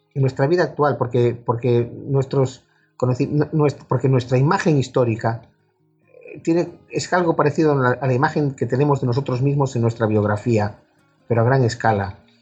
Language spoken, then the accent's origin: Spanish; A Coruña, Galicia, Spain; mi padre era de San Sebastián, pero yo ya nací en La Coruña